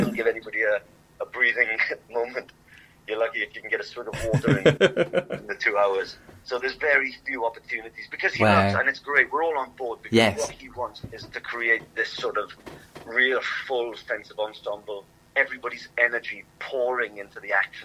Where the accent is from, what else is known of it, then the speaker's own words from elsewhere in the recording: Swansea, Wales, United Kingdom; I'm from Swansea